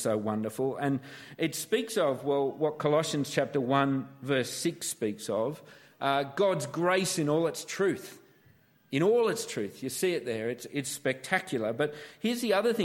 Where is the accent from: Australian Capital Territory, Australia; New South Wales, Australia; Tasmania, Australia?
Australian Capital Territory, Australia; Canberra; also born or lived in Sydney; born in Canberra, Australia, which I like to try and keep quiet.